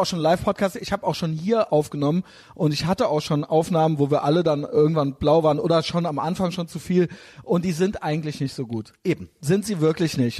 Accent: Emsland, Lower Saxony, Germany; Ich komme ich komme aus dem Emsland

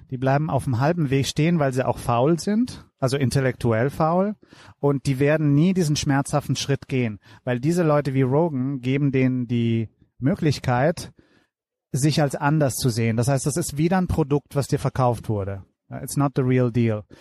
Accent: Italy; German is a second language; ich komme aus Italien.

